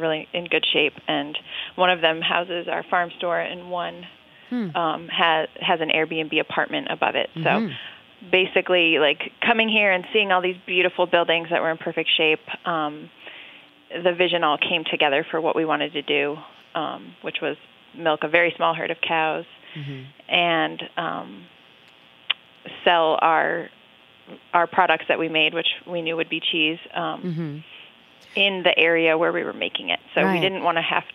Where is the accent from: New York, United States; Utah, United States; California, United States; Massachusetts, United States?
New York, United States; central New York State, United States; I grew up in New York State in the central part of the state on a dairy farm